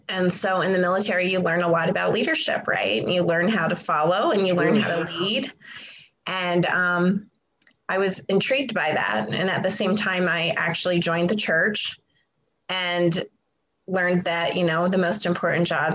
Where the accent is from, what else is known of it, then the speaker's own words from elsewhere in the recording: Pennsylvania, United States; moved away; I was born in Pennsylvania, so I'm from the East, and I grew up in a small town